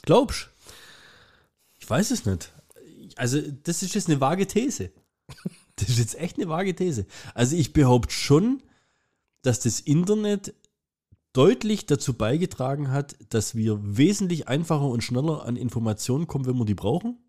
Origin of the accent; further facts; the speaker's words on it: Germany; ich bin ja Deutscher